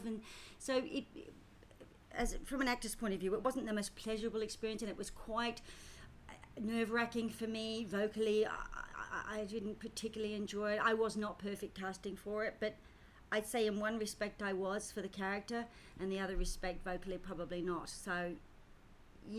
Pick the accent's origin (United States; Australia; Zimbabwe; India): Australia; also born or lived in United Kingdom / London; I was born in Britain, came to Australia when I was 4 and a half, so, and of course I'm an Australian citizen